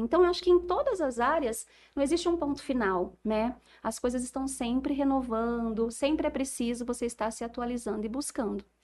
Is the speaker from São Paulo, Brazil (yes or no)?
yes; Jales, São Paulo, Brazil; aqui em Jales ainda, que é a cidade né, da minha família, a cidade onde eu cresci